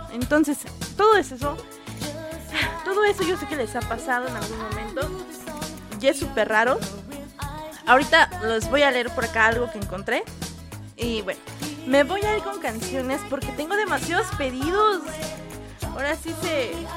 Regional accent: Mexico; yo siendo mexicana

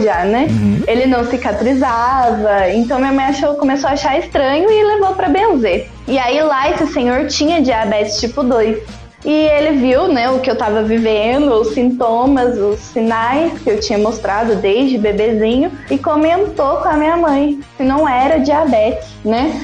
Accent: Cambuí, Minas Gerais, Brazil; Cambuí, Minas Gerais também

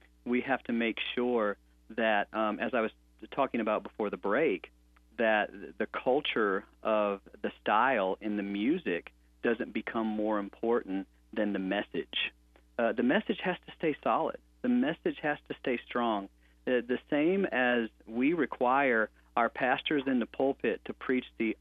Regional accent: St. Louis, Missouri, United States; I grew up in St. Louis, Missouri

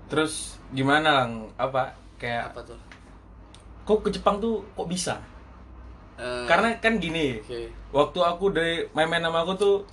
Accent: Padang, West Sumatra, Indonesia; aku juga orang Padang sih soalnya

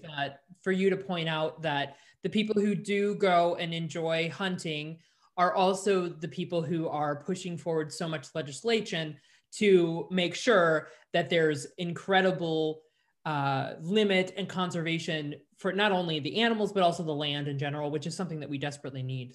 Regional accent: Chicago, Illinois, United States; growing up in Chicago

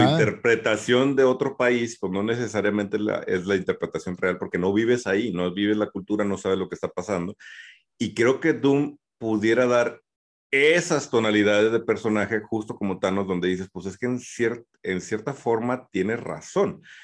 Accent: Mexico

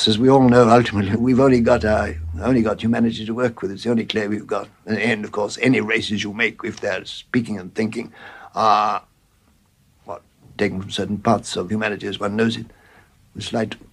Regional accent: Warwickshire village, West Midlands, United Kingdom; born or raised there; also born or lived in Bloemfontein, South Africa

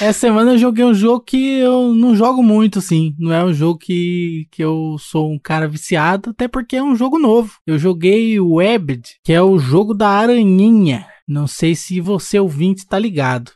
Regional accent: Brazil; a gente é do Brasil

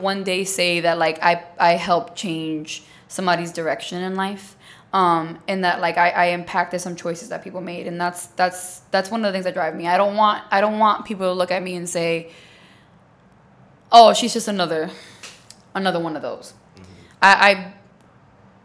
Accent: New York City, New York, United States; I'm from the Bronx

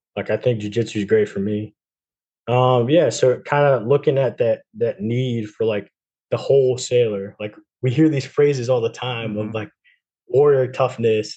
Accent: New Jersey, United States; moved away; I'm from New Jersey, so I'm close to to Connecticut.

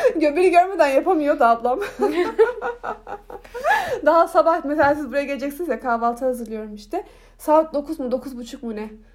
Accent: Turkey; bana nerelisin diye soruyor. İşte ben diyorum ki Türkiye yazıyorum

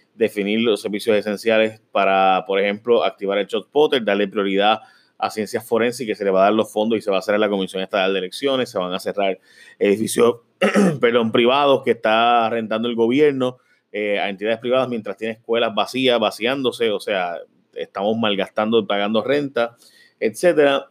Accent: Puerto Rico

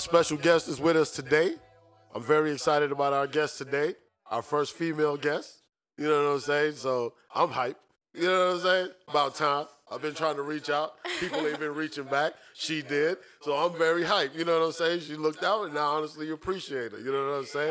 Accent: New York City, New York, United States; now in Orlando, United States; When we were growing up in New York City, we used to live on the fifth floor.

